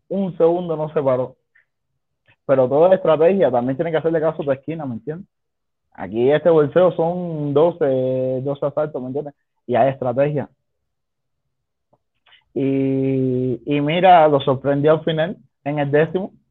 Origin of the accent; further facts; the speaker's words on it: Cuba; now in Mexico; Somos 30 cubanos.